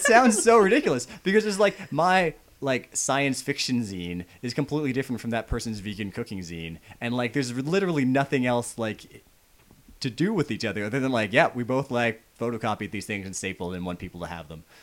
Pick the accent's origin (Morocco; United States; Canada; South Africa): Canada; I live in Canada. Yeah. I don't, I'm not, I'm a Canadian. Like, I'm not American